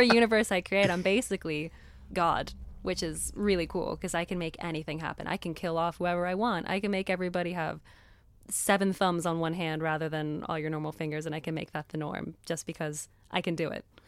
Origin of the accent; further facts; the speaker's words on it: Florida, Texas, United States; accent: American; also born or lived in Miami, Florida; I was born in Miami, Florida, lived there till I was about ten.